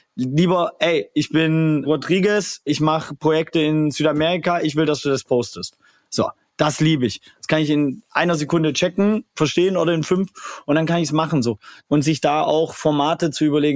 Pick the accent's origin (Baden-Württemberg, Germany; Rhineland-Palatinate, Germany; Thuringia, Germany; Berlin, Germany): Baden-Württemberg, Germany; Swabia; ich komme aus dem Schwabenländle